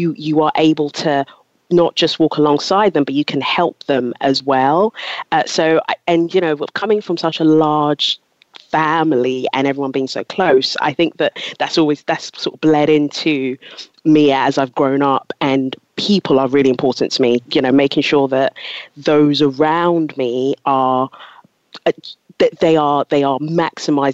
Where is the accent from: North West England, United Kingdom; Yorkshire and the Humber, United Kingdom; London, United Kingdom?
London, United Kingdom; also born or lived in Ghana / Loughborough; moved here to London when I was 10 and grew up in Southeast London, went to school, went to uni in Loughborough.